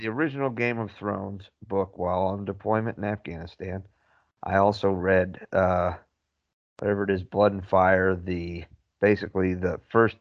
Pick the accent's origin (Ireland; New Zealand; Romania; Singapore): Ireland; we're Irish